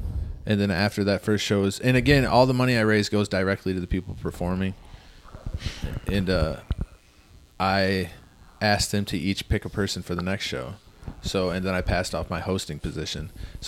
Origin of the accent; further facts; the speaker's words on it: Ludington, Michigan, United States; I grew up in Ludington, Michigan